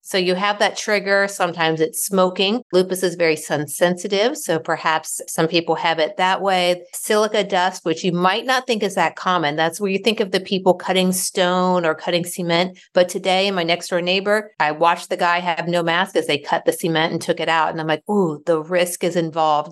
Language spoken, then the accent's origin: English; Ohio, United States; now in Raleigh, United States; I live in Raleigh, North Carolina, but I was born and raised in Ohio.